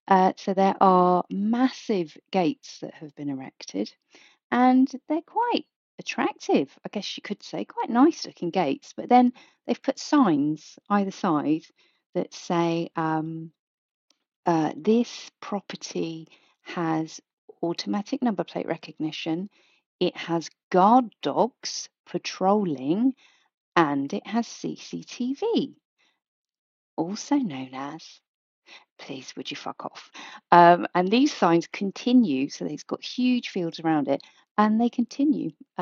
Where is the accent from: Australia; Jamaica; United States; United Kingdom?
United Kingdom; South East England; And I was introduced as … from Kent. So there you are. I am … from Kent.